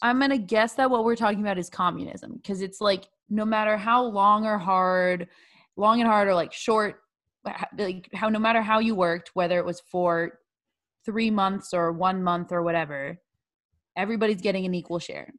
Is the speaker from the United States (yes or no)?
yes; Bay Area, California, United States; My home state's California. Shout out to the Bay Area.